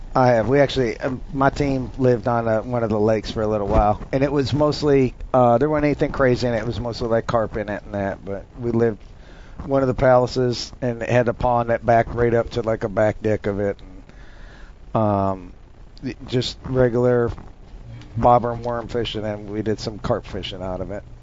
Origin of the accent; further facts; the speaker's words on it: North Dakota, United States; moved away; I'm from Dump Truck County, North Dakota, way, way, way out in the country